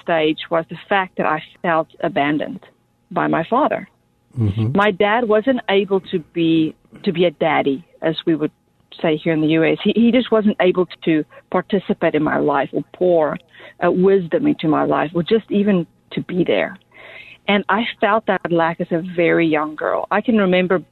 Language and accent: English; Johannesburg, Gauteng, South Africa; I was born and raised in Johannesburg, South Africa, in a single-parent family home